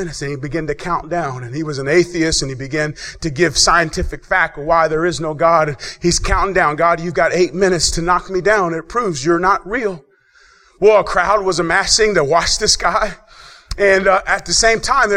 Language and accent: English; Dayton, Ohio, United States; moved away; I grew up in Dayton